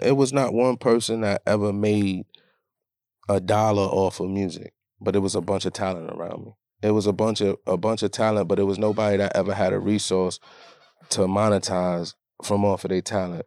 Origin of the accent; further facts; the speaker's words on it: Rochester, New York, United States; Born and raised in Rochester, New York, upstate New York